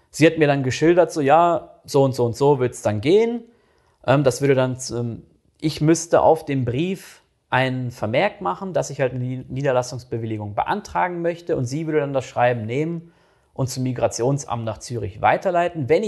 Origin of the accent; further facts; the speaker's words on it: North Rhine-Westphalia, Germany; Das kenne ich jetzt äh, aus NRW oder aus dem Ruhrgebiet, wo ich herkomme, kenne ich das echt nicht so.